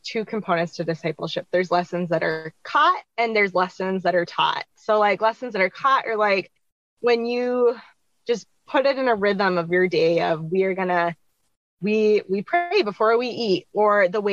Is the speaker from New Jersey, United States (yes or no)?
no; Minnesota, United States; I am from Minnesota in the United States